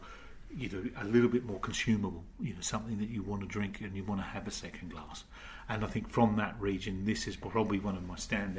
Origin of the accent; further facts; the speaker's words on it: Australia; now in United Kingdom; being Australian